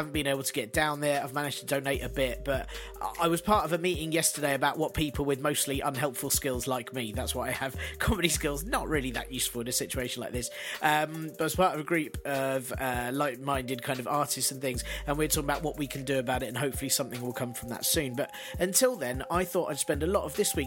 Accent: London, United Kingdom; as a Londoner

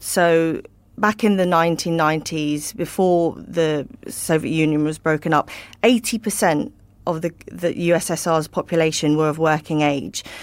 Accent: United Kingdom; as a Brit

